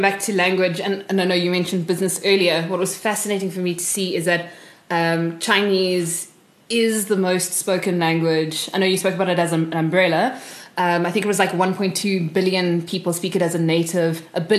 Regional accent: South Africa; growing up in South Africa.

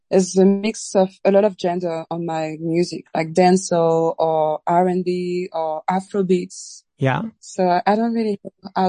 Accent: Réunion; because I'm from Reunion Island. It's a very mixed country with many influences from all over the world.

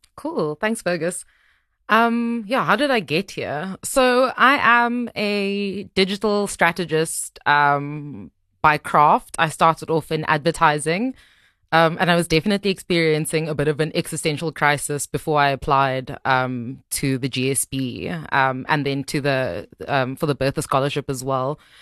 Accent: Cape Town, Western Cape, South Africa; moved away as an adult; also born or lived in Johannesburg, South Africa; I moved back to Cape Town because I'm from Cape Town

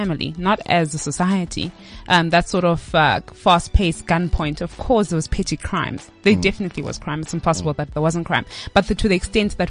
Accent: Transkei, Eastern Cape, South Africa; moved away; Growing up in Transkei was very different.

